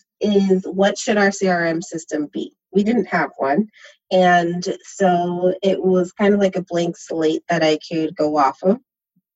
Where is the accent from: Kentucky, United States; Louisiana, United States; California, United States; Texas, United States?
California, United States; San Diego; moved away as an adult; also born or lived in New York; now in Berkeley, United States; I'm from San Diego, and I work in San Francisco, and I live in Berkeley